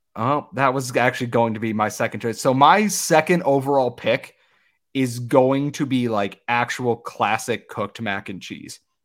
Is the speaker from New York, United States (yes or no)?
yes; Western New York, United States; I'm from Western New York